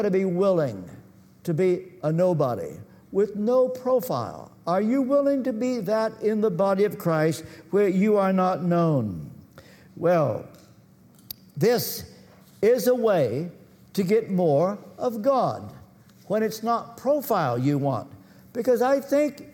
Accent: Kentucky, United States; I come from Kentucky, and our educational system was at the bottom

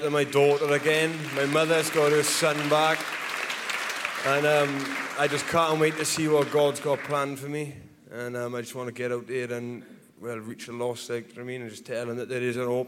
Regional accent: Pontypridd, Wales, United Kingdom; moved away; I'm from Pontypridd, the place in near Cardiff

